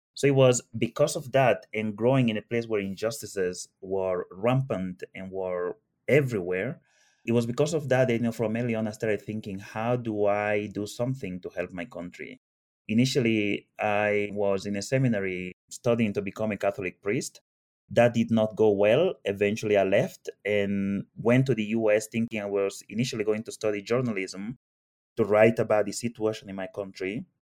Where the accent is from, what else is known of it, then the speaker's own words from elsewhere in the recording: Annobón, Equatorial Guinea; moved away; I grew up in Equatorial Guinea, like uh, Lucas, and I was born there and I grew up there